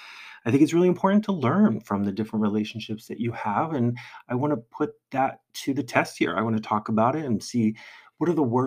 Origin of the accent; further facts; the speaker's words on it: New Jersey, United States; accent: New Jersey; I don't know if this is me avoiding my New Jersey accent and also Chicago accent or also my comedy training.